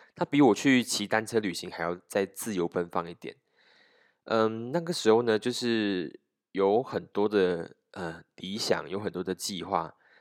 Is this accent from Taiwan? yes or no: no; Malaysia; 我们马来西亚人